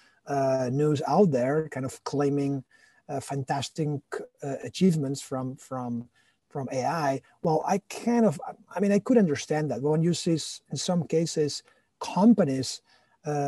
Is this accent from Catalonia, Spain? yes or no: yes; Barcelona, Catalonia, Spain; moved away as an adult; now in United States; I'm originally from Barcelona